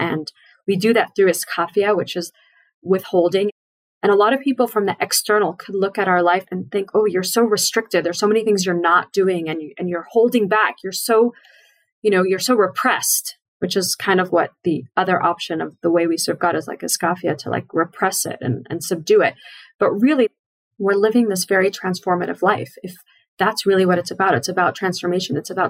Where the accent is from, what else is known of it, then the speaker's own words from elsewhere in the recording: Seattle, Washington, United States; I grew up in Seattle on Shlichus also.